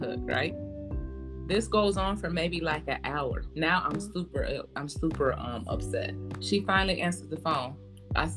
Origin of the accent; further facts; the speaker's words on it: Michigan, United States; now in Georgia, United States; I am from Michigan